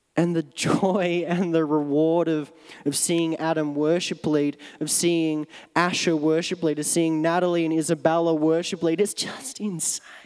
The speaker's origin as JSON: {"language": "English", "town": "Melbourne", "region": "Victoria", "country": "Australia", "tie": "born or raised there", "moved": "yes", "said": "my hometown in Melbourne, in Australia."}